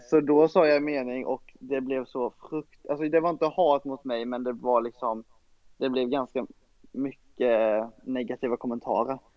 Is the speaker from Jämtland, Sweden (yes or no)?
no; Ronneby, Blekinge, Sweden; i Brunnsparken i Ronneby där jag är uppvuxen